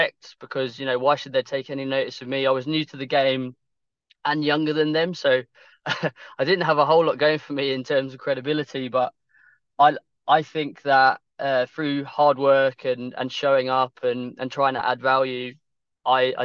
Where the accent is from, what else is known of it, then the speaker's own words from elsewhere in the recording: Kent, South East England, United Kingdom; being from Kent